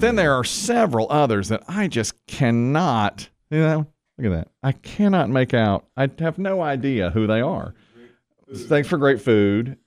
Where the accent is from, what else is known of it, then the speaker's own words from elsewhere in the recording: Greensboro, North Carolina, United States; We're from Greensboro, North Carolina